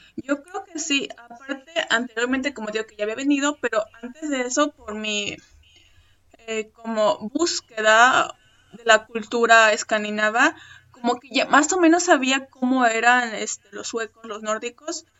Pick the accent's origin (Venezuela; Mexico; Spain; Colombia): Mexico; moved away as an adult; now in Sweden; yo soy de México